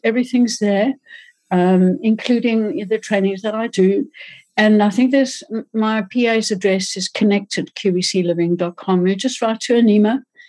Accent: Johannesburg, Gauteng, South Africa

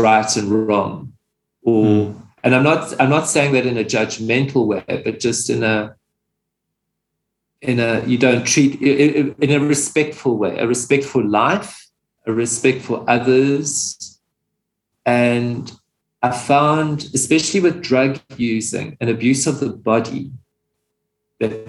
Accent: Pietermaritzburg, KwaZulu-Natal, South Africa; moved away as an adult; also born or lived in Johannesburg; I left my hometown, I was born in Pietermaritzburg, and then I moved to Johannesburg

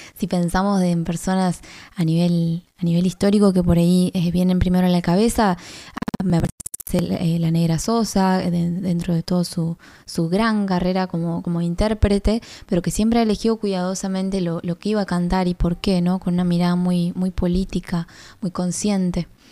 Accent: Tierra del Fuego, Argentina; soy artista fueguina

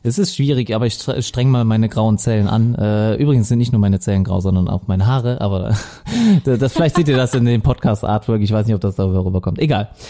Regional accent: Viersen, North Rhine-Westphalia, Germany; accent: Lower Rhine; now in Mönchengladbach, Germany; ich komme aus Viersen, äh, also gebürtig am Niederrhein und äh, meistens hört man das auch am Akzent

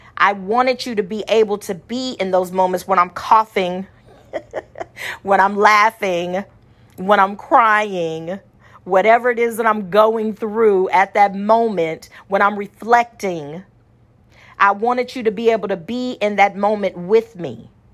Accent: Austin, United States; small town Austinite

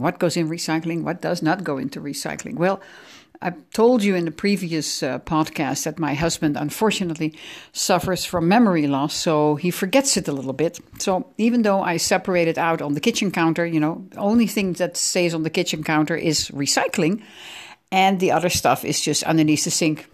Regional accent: The Hague, South Holland, Netherlands; born or raised there; English is a second language; also born or lived in Amsterdam

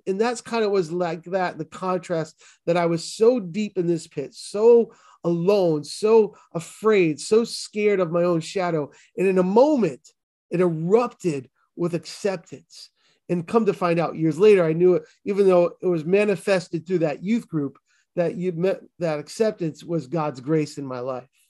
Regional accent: Boston, Massachusetts, United States; accent: Boston; my Boston accent

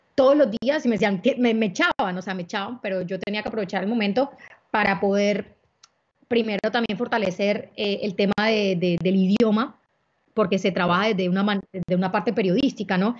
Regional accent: Barranquilla, Atlántico, Colombia; also born or lived in Cartagena; soy barranquillera, pero también tengo una vida, un, un, pedazo de mi corazón en Cartagena

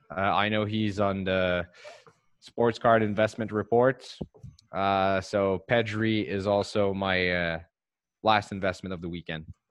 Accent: Montreal, Quebec, Canada; English is a second language; I'm from Montreal, so Hockey is the big national sport here

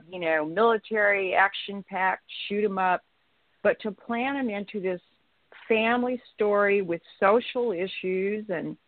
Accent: Clovis, New Mexico, United States; moved away as an adult; now in Dallas-Fort Worth, United States; I still have family in Clovis, New Mexico, and so I have a love for my hometown.

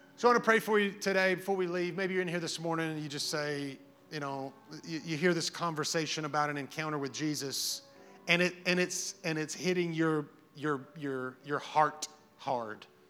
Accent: Hazel Green, Alabama, United States; I lived in Hazel Green. I'm from Hazel Green

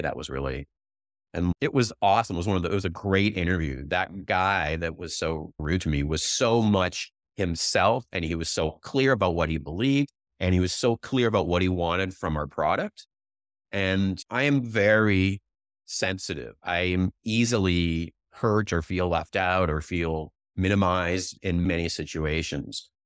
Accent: Canada; also born or lived in Vancouver; now in Silicon Valley, United States; I'm Canadian

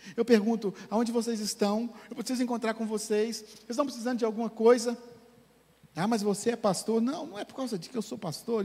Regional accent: Manhuaçu, Minas Gerais, Brazil; Eu sou de Manhuaçu, né? Que é uma cidade do interior.

